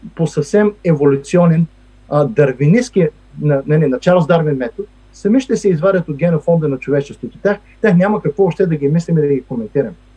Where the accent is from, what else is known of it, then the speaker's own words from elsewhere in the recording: Stara Zagora, Stara Zagora Province, Bulgaria; now in Washington, United States; аз съм от Стара Загора.